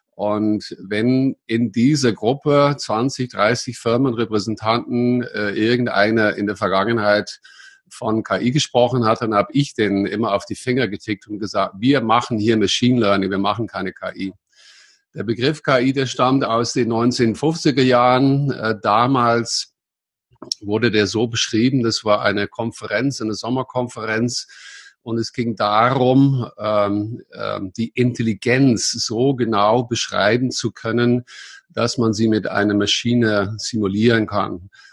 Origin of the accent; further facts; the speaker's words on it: Netherlands; German is a second language; moved away as an adult; also born or lived in Munich area, Germany; now in Munich, Germany; ich bin ein Holländer, äh, der aber seit langer Zeit hier in Deutschland, meiste Zeit hier im Münchner Raum wohnt und lebt. Ja, vor langer Zeit geboren in Holland